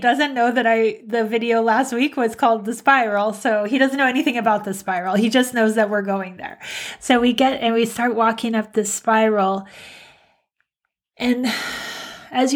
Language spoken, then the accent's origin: English; San Diego, California, United States; also born or lived in Minnesota / Colorado; 7, we moved to San Diego.